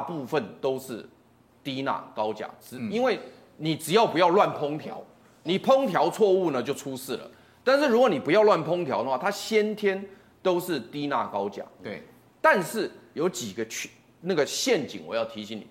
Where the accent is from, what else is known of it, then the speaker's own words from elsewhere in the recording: Taiwan; 我们台湾话有一句话很好玩